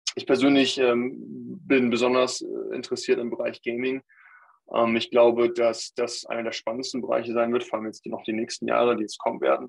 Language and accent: German; Germany; als deutscher Staatsbürger, der in Deutschland äh, mein ganzes Leben aufgewachsen ist, sagen, äh, ich bin Deutscher